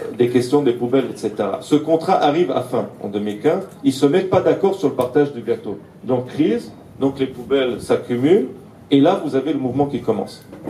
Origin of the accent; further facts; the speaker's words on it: Aleppo, Aleppo Governorate, Syria; moved away; also born or lived in Lebanon; Alep, où je suis originaire, dans les quartiers arméniens